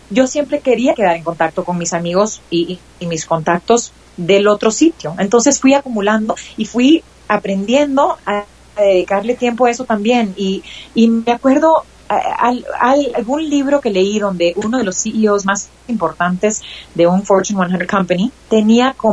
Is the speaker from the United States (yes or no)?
yes; United States; mi mamá es costarricense, yo crecí en los Estados Unidos.